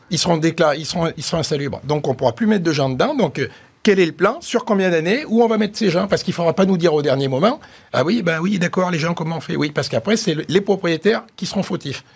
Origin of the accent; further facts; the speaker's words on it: Auvergne-Rhône-Alpes, France; je suis un Auvergnat